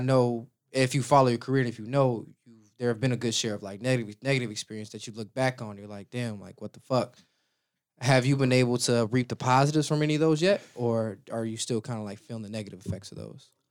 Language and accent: English; Chicago, Illinois, United States; growing up in Chicago